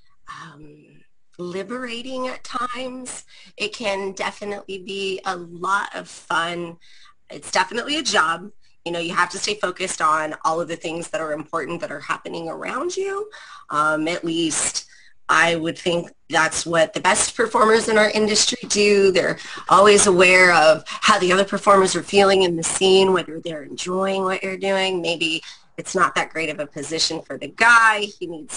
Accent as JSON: {"language": "English", "town": "San Jose", "region": "California", "country": "United States", "tie": "born or raised there", "said": "I am a Bay Area brat. I'm from San Jose, California"}